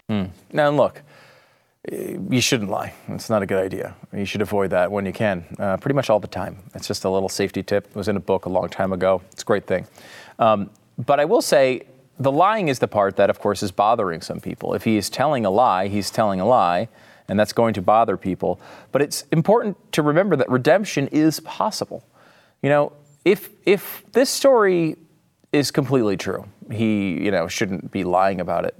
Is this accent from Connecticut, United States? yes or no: yes; Connecticut, United States; I'm from Connecticut. I never say y'all